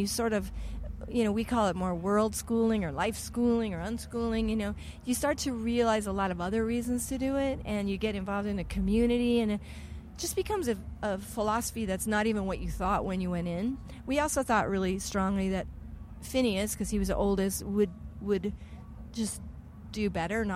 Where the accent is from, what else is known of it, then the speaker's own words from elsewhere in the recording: Colorado, United States; moved away; also born or lived in Los Angeles; I was from Colorado